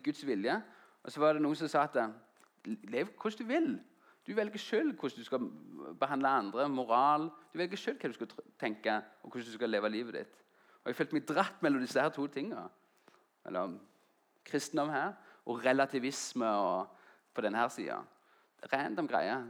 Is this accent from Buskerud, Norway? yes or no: no; Jæren, Rogaland, Norway; moved away as an adult; also born or lived in Oslo / Grimstad; jeg kom fra Jæren, en liten plass etter Klepp. og Så flytta jeg til Oslo for å studere